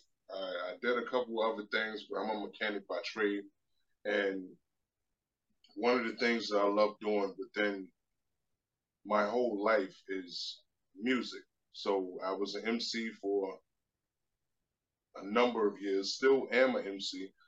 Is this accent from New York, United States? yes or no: yes; New York City, New York, United States; now in Durham, United States; I'm from Queens, New York